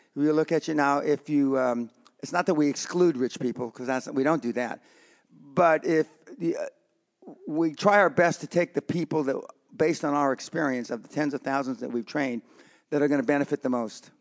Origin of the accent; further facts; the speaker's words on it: Los Angeles, California, United States; I come from the Barrio in East L